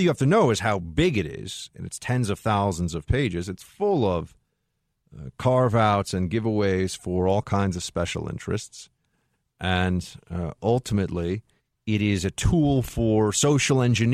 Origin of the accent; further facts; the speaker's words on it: New York, United States; as a New Yorker